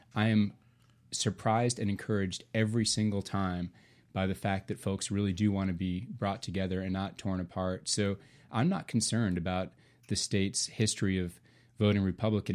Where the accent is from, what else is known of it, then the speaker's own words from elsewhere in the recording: Nashville, Tennessee, United States; I'm originally from Nashville, raising my family here